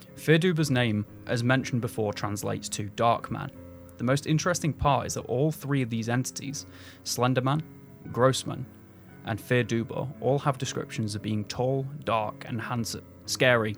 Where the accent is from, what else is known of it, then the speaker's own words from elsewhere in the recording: England, United Kingdom; I'm English.